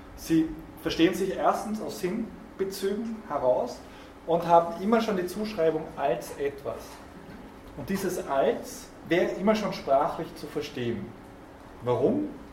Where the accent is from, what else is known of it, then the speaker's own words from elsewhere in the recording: South Tyrol, Trentino-Alto Adige, Italy; als Südtiroler